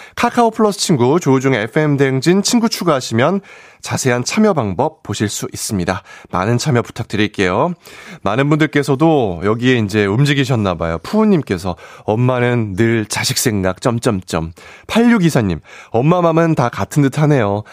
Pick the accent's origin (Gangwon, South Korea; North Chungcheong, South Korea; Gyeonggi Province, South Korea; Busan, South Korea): Gyeonggi Province, South Korea; 사투리는 안 되지만 공감은 뛰어난 경출, 경기도 출신 청년회장